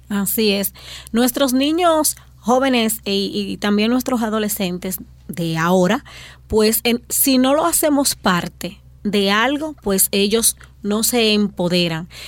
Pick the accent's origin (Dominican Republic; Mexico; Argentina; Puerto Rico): Dominican Republic; nuestra identidad como dominicanos